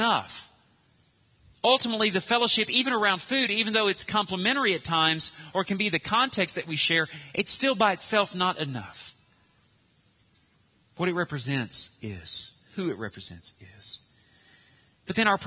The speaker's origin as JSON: {"language": "English", "region": "Arkansas", "country": "United States", "said": "we're American, Arkansan"}